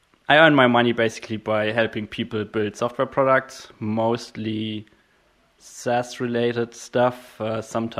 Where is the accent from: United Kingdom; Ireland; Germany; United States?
Germany; I'm from Germany